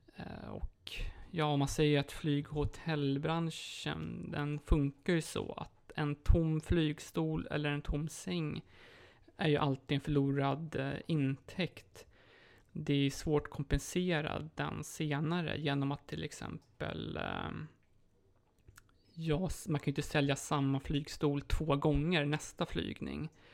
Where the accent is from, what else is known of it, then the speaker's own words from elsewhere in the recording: Sweden; moved away as an adult; now in Poland; hemma i Sverige